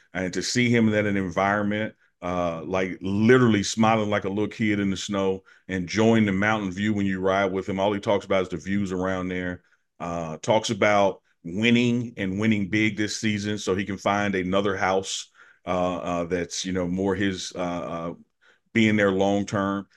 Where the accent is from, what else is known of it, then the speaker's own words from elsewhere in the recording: Jackson, Mississippi, United States; moved away as an adult; now in Boulder, United States; my hometown, Jackson, my school, Jackson State